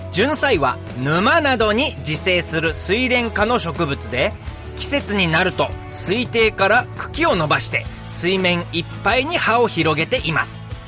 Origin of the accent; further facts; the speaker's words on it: Mitane, Akita, Japan; 三種町森竹出身です